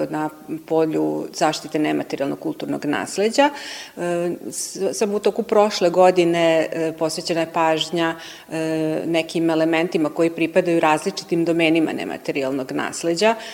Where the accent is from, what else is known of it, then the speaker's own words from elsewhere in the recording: Serbia; kod nas u Srbiji